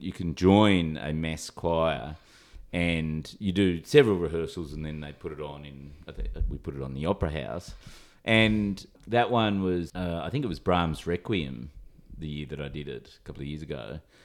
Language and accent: English; Sydney, New South Wales, Australia; I come from Sydney